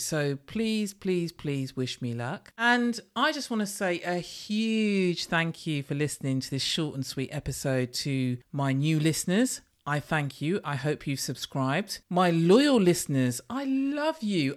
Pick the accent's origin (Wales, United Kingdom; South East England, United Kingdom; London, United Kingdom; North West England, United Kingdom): London, United Kingdom; I am in London from London